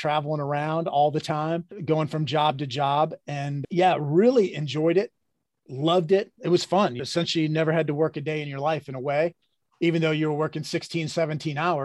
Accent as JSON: {"language": "English", "region": "Midwest", "country": "United States", "tie": "born or raised there", "said": "I grew up in the Midwest"}